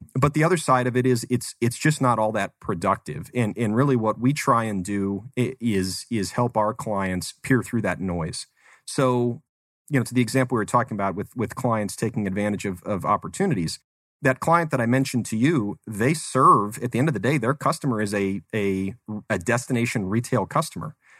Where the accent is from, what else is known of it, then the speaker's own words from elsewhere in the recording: Phoenix, Arizona, United States; also born or lived in Tucson; Arizona native, so born, born and raised in the Phoenix area